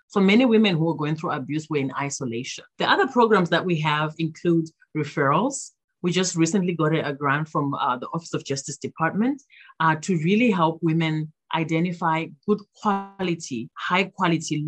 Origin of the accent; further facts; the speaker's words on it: Zimbabwe; now in Minnesota, United States; my home country of Zimbabwe